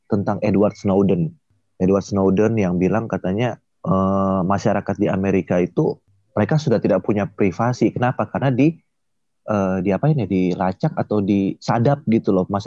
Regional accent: Manado, North Sulawesi, Indonesia; misalnya dari daerah asal gue ya Manado udah itu manusia-manusia di sana tuh udah bertahun-tahun makan kelelawar coy

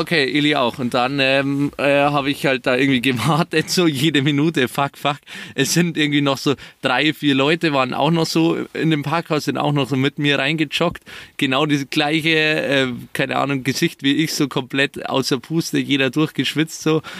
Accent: near Munich, Bavaria, Germany; Nähe München

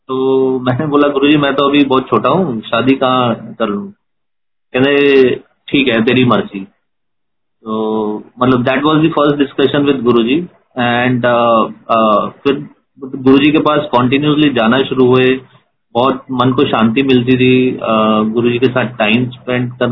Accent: Jalandhar, Punjab, India; तो मैं जलंधर जलंधर मेरा होम टाउन है तो मैं जलंधर में गुरुजी से फर्स्ट टाइम मिला

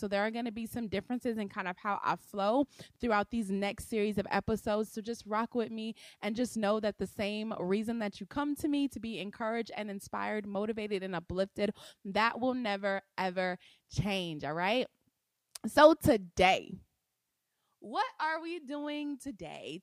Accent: Compton, California, United States; moved away; I was born in Compton, California, at a little house, um, on Pearl Street

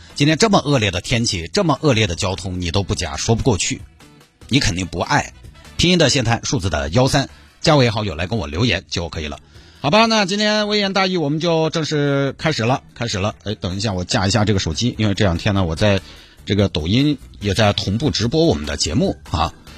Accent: Santai, Sichuan, China; now in Chengdu, China; 我们老家三台

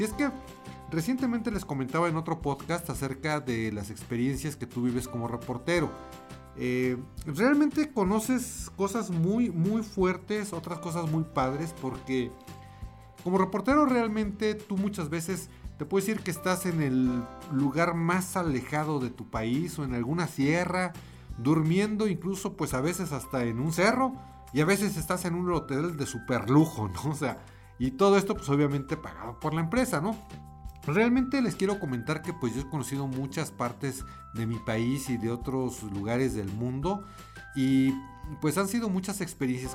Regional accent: Mexico; Creo que eso es algo que nos caracteriza como pueblo mexicano

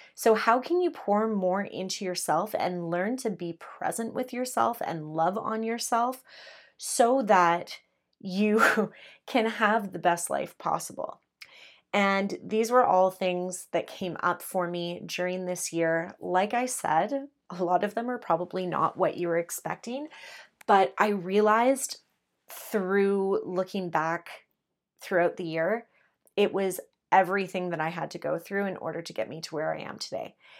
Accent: Canada; I'm Canadian

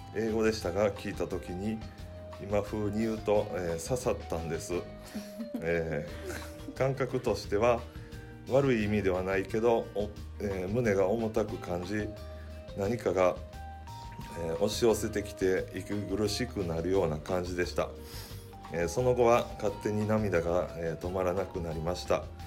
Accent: Takasago, Hyogo, Japan; お腹にいる時から高砂教会に通い生まれてからも自動的に、えー、連れて行ってもらっていました

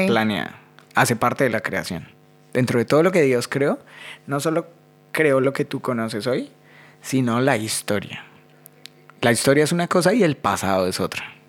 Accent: Colombia; now in Buenos Aires, Argentina; yo soy más colombiano que el ajiaco

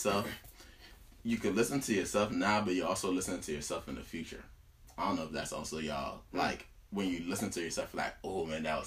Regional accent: Cameroon; English is a second language; moved away; I'm from Cameroon.

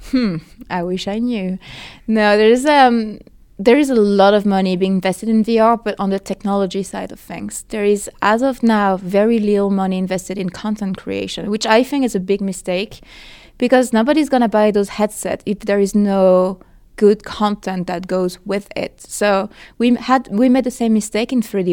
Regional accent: France; English is a second language; now in Los Angeles, United States; so I'm from France originally, in case you haven't noticed my accent, and I live now in Los Angeles

